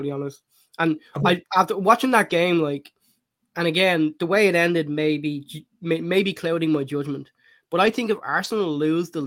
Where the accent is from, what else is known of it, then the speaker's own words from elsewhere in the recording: Ireland; growing up in Ireland